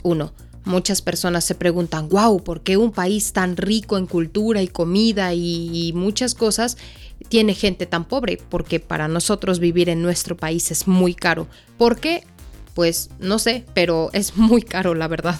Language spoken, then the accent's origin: Spanish; Mexico; nosotros como mexicanos